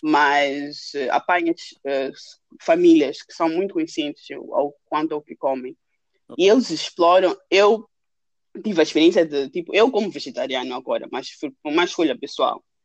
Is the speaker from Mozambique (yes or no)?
yes; Maputo, Maputo City, Mozambique; moved away as an adult; also born or lived in Lund, Sweden; now in Stockholm, Sweden; crescendo em Maputo